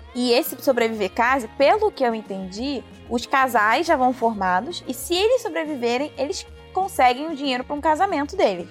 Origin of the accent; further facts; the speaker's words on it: Rio de Janeiro, Brazil; como cariocas e do Rio de Janeiro